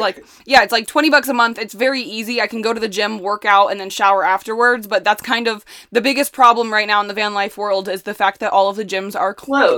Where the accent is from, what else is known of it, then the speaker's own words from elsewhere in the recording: Indiana, United States; moved away as an adult; also born or lived in Chicago; I grew up in Indiana